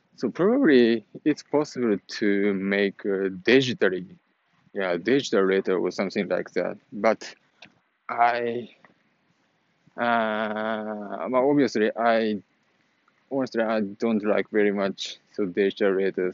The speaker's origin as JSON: {"language": "English", "country": "Japan", "moved": "as an adult", "lives_now": "United States", "said": "I'm living in United States right now, so that is why I'm way far from Japan, and I cannot meet uh, my father and mother uh, so oftenly"}